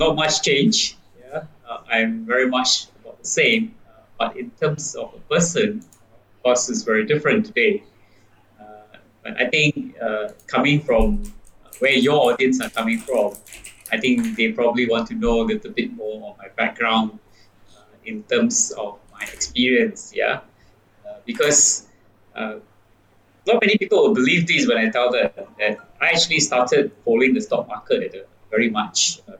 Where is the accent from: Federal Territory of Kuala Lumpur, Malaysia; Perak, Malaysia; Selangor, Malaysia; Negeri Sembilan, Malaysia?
Negeri Sembilan, Malaysia; Tampin; moved away; I'm from Tampin, in Sembilan. It's a small town.